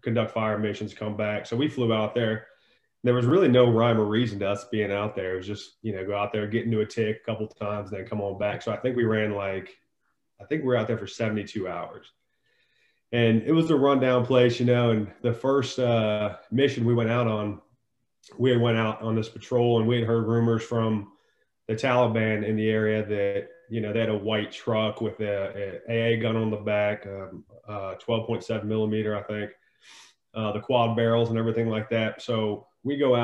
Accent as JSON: {"language": "English", "region": "Northern Virginia", "country": "United States", "tie": "born or raised there", "said": "I was born in Northern Virginia, born and raised there."}